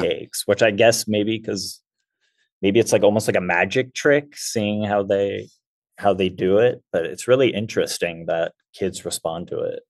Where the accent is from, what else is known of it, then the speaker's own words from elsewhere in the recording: Southern California, United States; I grew up in Southern California